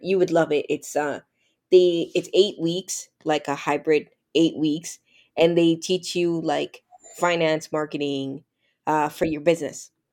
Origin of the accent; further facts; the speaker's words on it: Toronto, Ontario, Canada; also born or lived in the islands (Caribbean); I grew up in Toronto, Canada